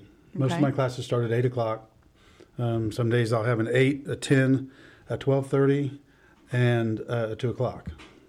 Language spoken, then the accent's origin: English; Danville, United States; moved away as an adult; also born or lived in Southern Indiana; I was born and raised here in Danville.